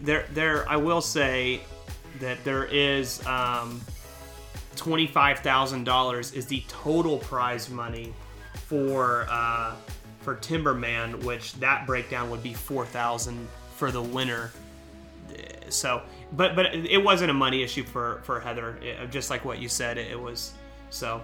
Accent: United States; I am an American.

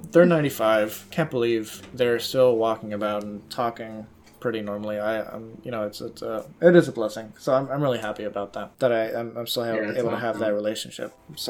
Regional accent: Miami, Florida, United States; I was born in Miami.

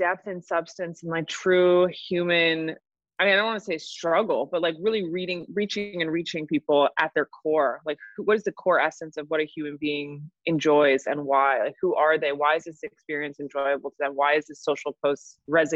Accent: New York City, New York, United States; I'm born and raised in New York. I'm a true New Yorker.

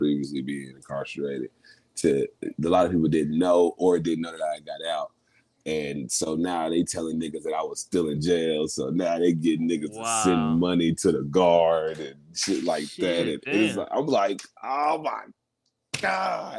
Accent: Dallas, Texas, United States; we come from Dallas and we got our own industry

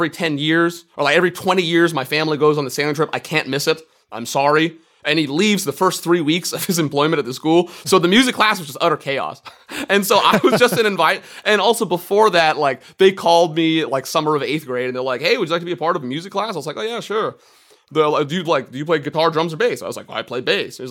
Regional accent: Marin County, California, United States; from Marin County, California. I got into banjo in high school

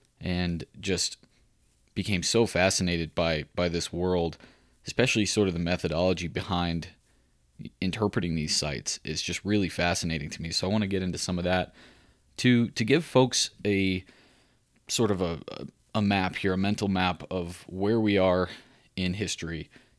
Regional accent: Central Texas, United States; I grew up in Central Texas, and we had a little property on this limestone escarpment.

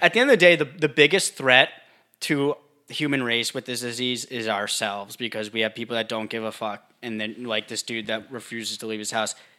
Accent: United States; I'm American

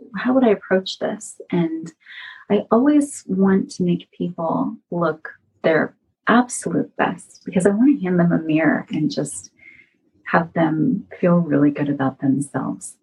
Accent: San Francisco Bay Area, California, United States; also born or lived in Los Angeles / Portland; now in Las Vegas, United States; I grew up in the San Francisco Bay Area, but I lived in Los Angeles for 13 years

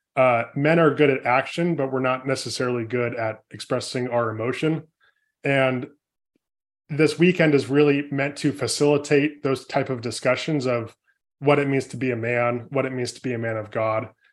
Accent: California, United States; born and raised in California, I come from a family of four boys

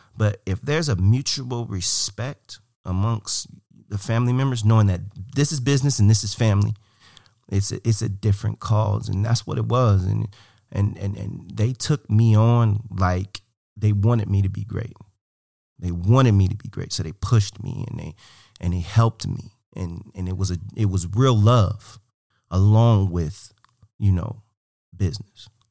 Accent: Cleveland, Ohio, United States; moved away as an adult; also born or lived in Portland; I'm from Cleveland. I love Cleveland. Cleveland's me. I'm, I'm Cleveland.

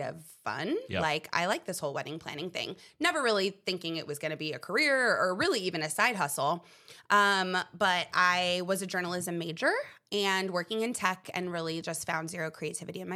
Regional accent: Huntington Beach, California, United States; I am from Southern California, born and raised, Huntington Beach.

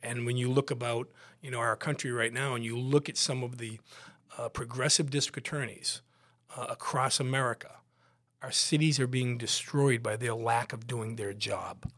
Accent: West Bridgewater, Massachusetts, United States; I grew up, I grew up in West Bridgewater, a little town right next to Brockton

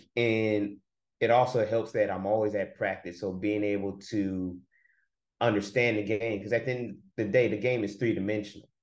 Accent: Oakland, California, United States; moved away as an adult; also born or lived in Nashville, Tennessee / Texas / Troy, Alabama; now in Atlanta, United States; I'm from Oakland, California, born and raised

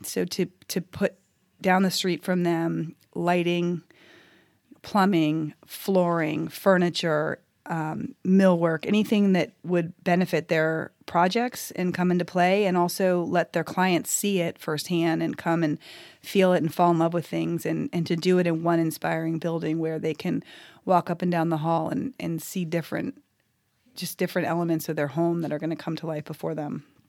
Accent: California, United States; moved away as an adult; now in Nashville, United States; I'm originally from California. My husband and I moved here just about seven years ago

